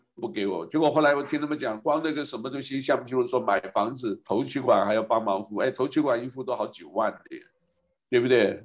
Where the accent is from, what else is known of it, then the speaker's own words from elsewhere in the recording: Taiwan; also born or lived in mainland United States; now in Hawaii, United States; 从台湾出来的时候没有想那么多的